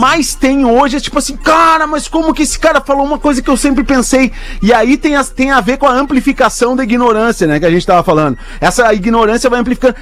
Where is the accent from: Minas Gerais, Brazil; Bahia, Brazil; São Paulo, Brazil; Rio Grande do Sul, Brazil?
Rio Grande do Sul, Brazil; Porto Alegre; accent: Porto Alegre; now in Portugal; meu sotaque é muito Porto Alegre